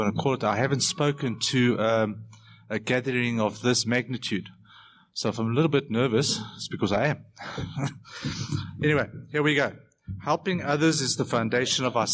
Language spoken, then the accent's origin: English; Benoni, Gauteng, South Africa; in my hometown, Benoni, where I live